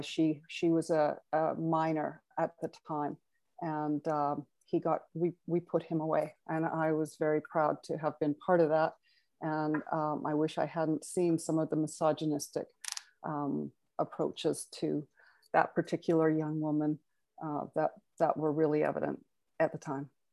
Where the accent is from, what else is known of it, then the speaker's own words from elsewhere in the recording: Carstairs, Alberta, Canada; also born or lived in Vancouver; I was born in Vancouver, but for all intents and purposes, grew up in Carstairs, Alberta